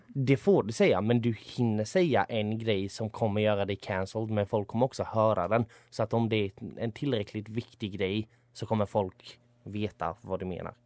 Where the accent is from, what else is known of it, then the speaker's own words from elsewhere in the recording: Sweden; jag är född här och uppvuxen här och har bara svenskt medborgarskap.